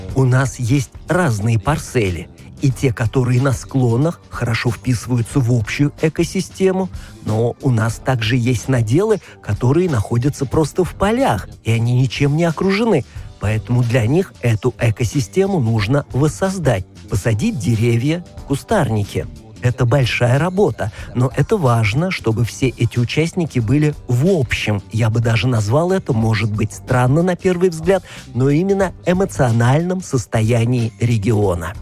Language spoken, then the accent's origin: Russian; Auvergne-Rhône-Alpes, France; moved away as an adult; also born or lived in Beaune; now in Burgundy, France; Я сам не из Бургундии, а из Аверна